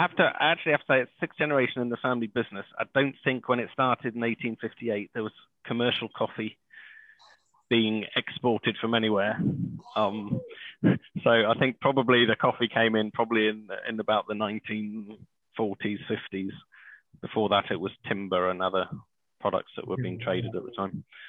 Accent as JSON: {"language": "English", "country": "Kenya", "tie": "born or raised there", "said": "I grew up in Kenya and East Africa in a very privileged uh, position"}